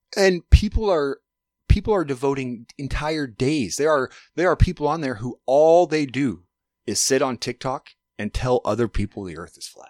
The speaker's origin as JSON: {"language": "English", "region": "Alaska", "country": "United States", "said": "I'm from Alaska"}